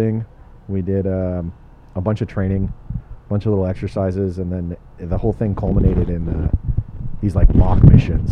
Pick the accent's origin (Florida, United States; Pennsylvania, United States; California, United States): California, United States; Torrance; also born or lived in Redondo Beach / Lomita; I'm a South Bay kid. I was born in Torrance. I grew up in Torrance and Redondo Beach